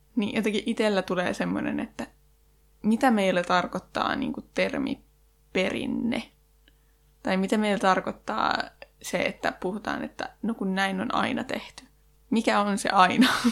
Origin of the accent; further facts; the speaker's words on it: Janakkala, Tavastia Proper, Finland; mähän itse oon Janakkalasta